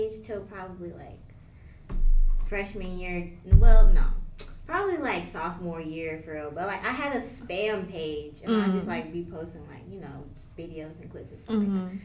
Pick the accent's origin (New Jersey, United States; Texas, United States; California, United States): California, United States; I'm a sophomore and I'm from Cali.